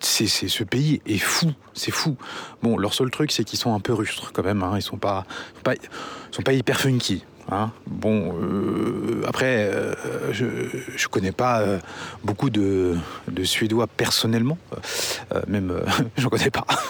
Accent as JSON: {"language": "French", "town": "Angers", "region": "Pays de la Loire", "country": "France", "tie": "born or raised there", "also_born_or_lived": "Paris", "said": "nous sommes originaires d'Angers"}